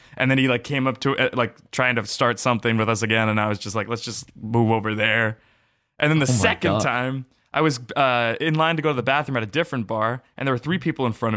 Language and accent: English; Los Angeles, California, United States